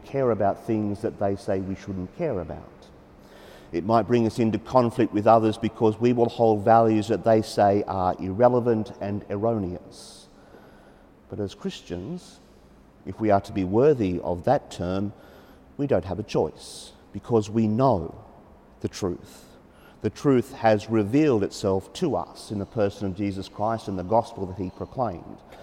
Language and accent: English; Australia; as Australian Catholics